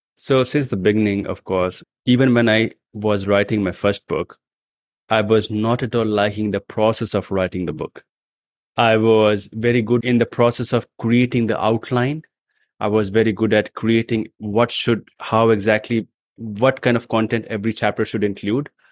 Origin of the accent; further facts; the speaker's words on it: India; also born or lived in New Delhi; I come from India